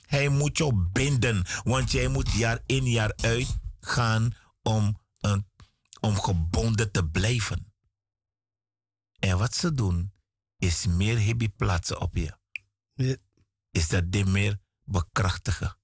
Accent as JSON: {"language": "Dutch", "country": "Suriname", "said": "Ik ben een Surinamer"}